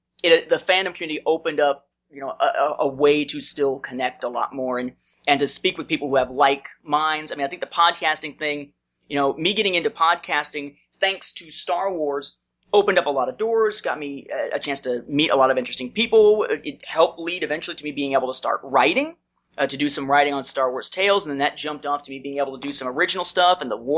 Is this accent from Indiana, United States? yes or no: yes; Indiana, United States; moved away as an adult; I moved to Georgia from Indiana in 2002 once I graduated from college.